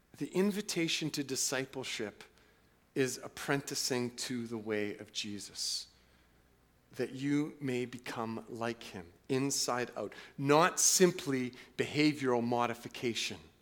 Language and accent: English; Canada; twenty-first century autonomous, individualistic, wealthy Canadians